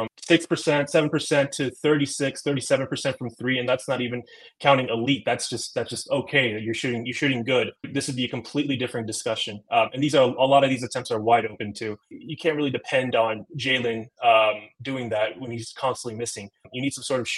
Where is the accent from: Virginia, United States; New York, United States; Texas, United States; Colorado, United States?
Texas, United States; San Antonio; also born or lived in Turkey; now in Houston, United States; When I came to America from Turkey when I was about 4 years old, I was always in Texas.